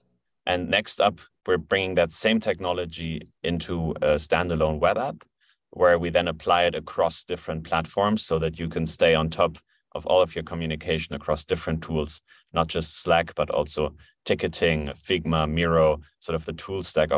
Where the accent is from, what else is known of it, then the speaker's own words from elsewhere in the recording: Germany; So I'm originally from Germany. I've been living in Berlin since 2016.